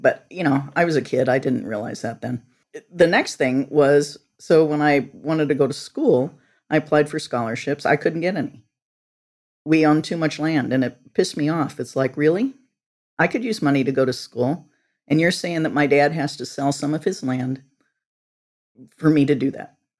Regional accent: Northwest Illinois, United States; I grew up on a farm in Northwest Illinois

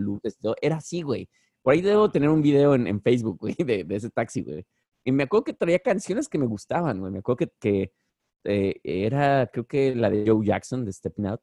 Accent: Mexico; now in Bronx, United States; soy el único mexicano en, el grupo

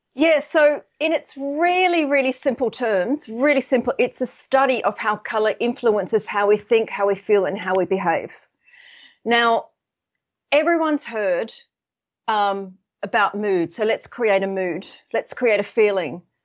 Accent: Sydney, New South Wales, Australia; now in United Kingdom; I'm actually based in the U K, but I'm, I'm from Sydney.

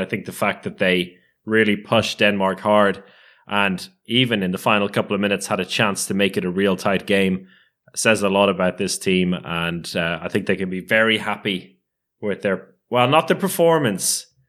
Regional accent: Ireland; I think my experience as an Irish handball international has allowed me to get used to defeat and take it with grace.

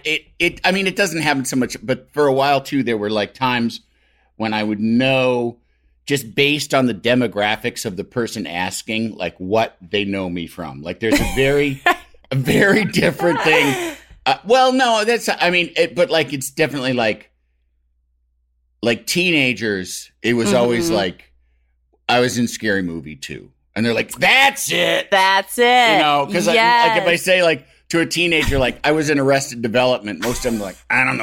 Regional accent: New York City, New York, United States; why would I have a Chinese accent growing up in New York City

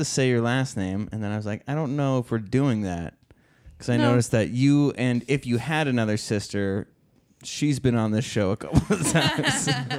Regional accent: Minnesota, United States; I lived in Minnesota my whole life.

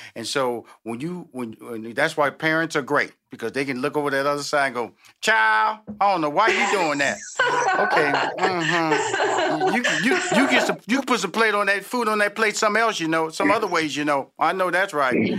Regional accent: Houston, Texas, United States; I'm from Houston

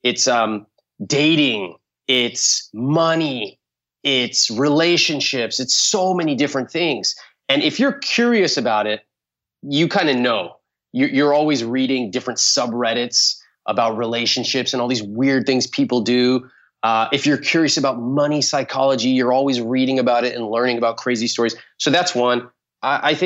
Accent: California, United States; I was born in California

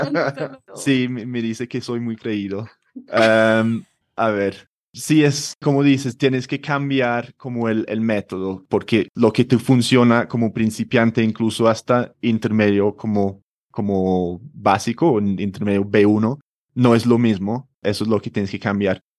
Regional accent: London, United Kingdom; Spanish is a second language; moved away as an adult; also born or lived in a small town in England / Spain; now in Bogotá, Colombia; nací en Londres hace treinta y pico años, no voy a decir el número exacto. y sí, me crecí o crecí en Londres. Ah, con ocho o nueve años me mudé a otra ciudad o un pueblito en, Inglaterra

